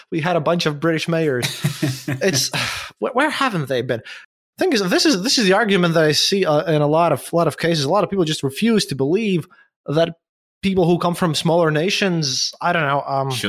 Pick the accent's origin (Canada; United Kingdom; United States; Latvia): Latvia; English is a second language; But you're from Ireland, and I'm from Latvia